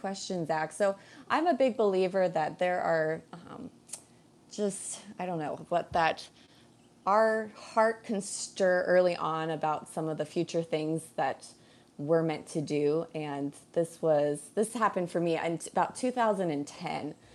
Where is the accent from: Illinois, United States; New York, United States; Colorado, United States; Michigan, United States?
Colorado, United States; now in Hawaii, United States; I'm a Colorado girl, born and raised